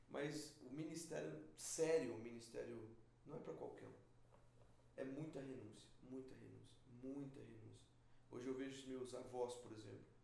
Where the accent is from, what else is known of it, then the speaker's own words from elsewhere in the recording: Presidente Prudente, São Paulo, Brazil; eu sou de Presidente Prudente, interior de São Paulo.